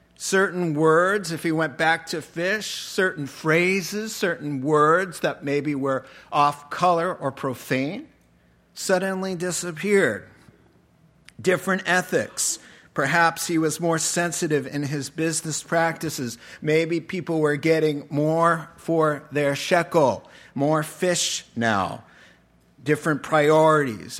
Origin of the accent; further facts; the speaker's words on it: United States; moved away as an adult; also born or lived in Japan; we're from America